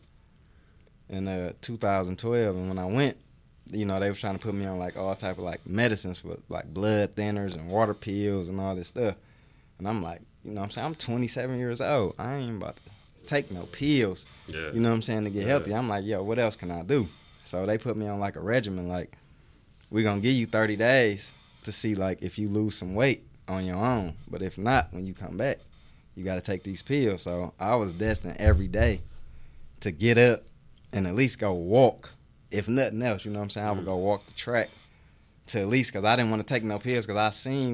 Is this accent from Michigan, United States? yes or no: yes; Detroit, Michigan, United States; I'm from Detroit, Michigan. And, you know, growing up, I played sports